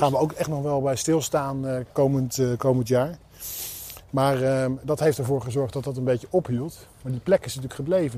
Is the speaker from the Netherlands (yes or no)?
yes; Hoeksche Waard, South Holland, Netherlands; also born or lived in Rotterdam / Mijnsheerenland; now in Dordrecht, Netherlands; ik ben geboren in Rotterdam, opgegroeid in de Hoekse Waard.